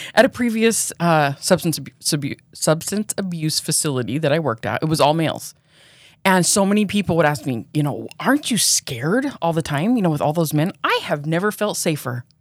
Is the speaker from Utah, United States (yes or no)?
yes; Pleasant Grove, Utah, United States; also born or lived in Provo, Utah; I grew up in Pleasant Grove. I lived there until I was fourteen, and then I moved to Provo.